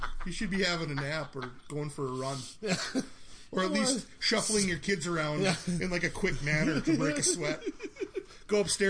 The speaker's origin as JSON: {"language": "English", "town": "Minot", "region": "North Dakota", "country": "United States", "tie": "born or raised there", "moved": "yes", "said": "So I'm from Minot."}